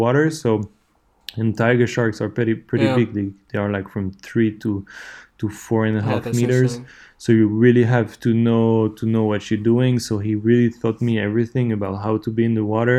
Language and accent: English; Switzerland; I'm from Switzerland